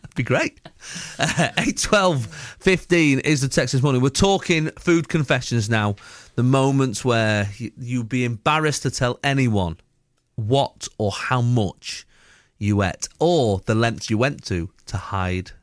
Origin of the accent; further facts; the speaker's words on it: Salford, North West England, United Kingdom; I'm from Salford originally.